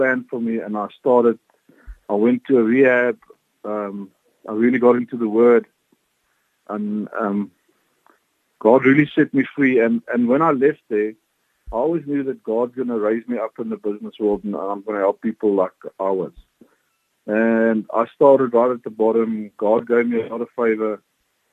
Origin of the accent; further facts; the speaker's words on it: Eastern Free State, South Africa; I was born in the Eastern Free State